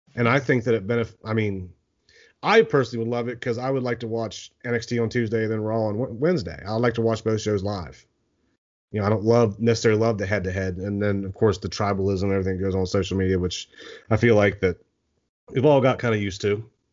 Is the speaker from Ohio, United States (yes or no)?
yes; Eastern Ohio, United States; I grew up in Eastern Ohio